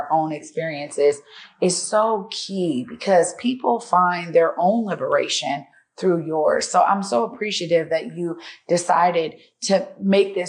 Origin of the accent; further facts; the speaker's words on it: Seattle, Washington, United States; also born or lived in Federal Way, Washington; I live there, but I do my advocacy work in Seattle because I'm from Seattle.